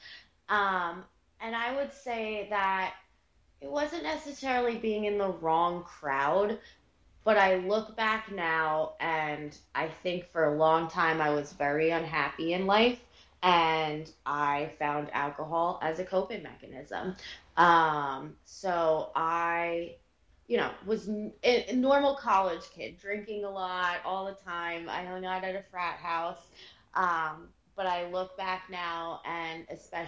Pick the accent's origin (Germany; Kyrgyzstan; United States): United States; Morristown, New Jersey; I grew up in North Jersey, born and raised here